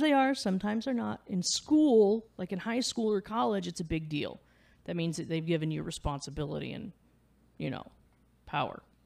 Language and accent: English; Midwest, United States; now in Clarksville, United States; I'm from the Midwest. We're blunt.